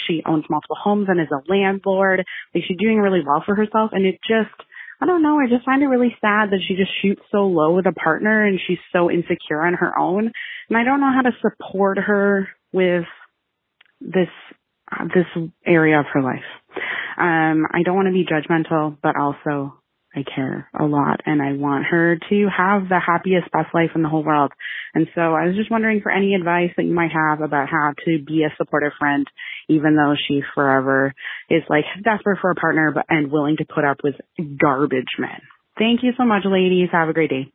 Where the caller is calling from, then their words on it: Canada; I'm calling you from Canada.